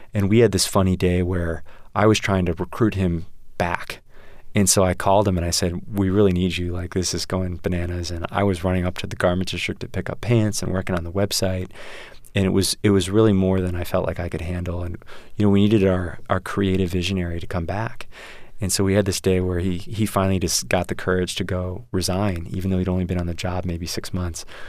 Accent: Westchester, Illinois, United States; the Oak Brook Mall near where I grew up in Westchester, Illinois

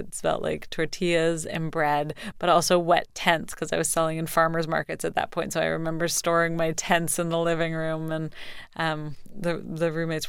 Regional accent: Canada; moved away; I'm from Canada.

